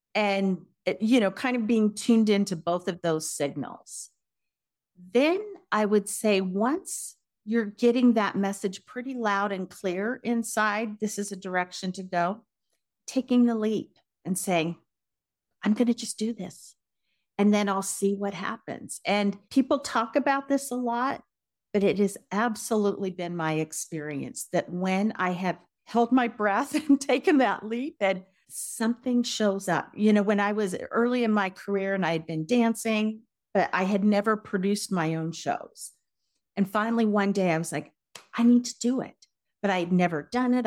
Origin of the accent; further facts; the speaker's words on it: Denver, Colorado, United States; also born or lived in California / New York City / Los Angeles / Seattle; I am from Denver originally.